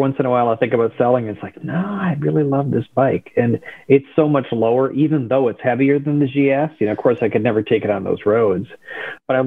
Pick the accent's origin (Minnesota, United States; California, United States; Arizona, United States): Minnesota, United States; As a Minnesotan myself, that's where I'm from.